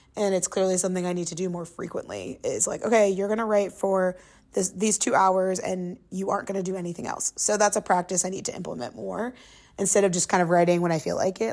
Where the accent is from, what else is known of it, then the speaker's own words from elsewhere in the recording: Englewood, Ohio, United States; moved away as an adult; now in New York, United States; growing up in the suburbs of Dayton, Ohio